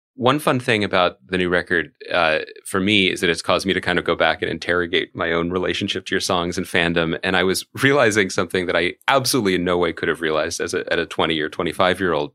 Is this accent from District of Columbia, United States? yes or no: no; Philadelphia, Pennsylvania, United States; I'm from Philadelphia.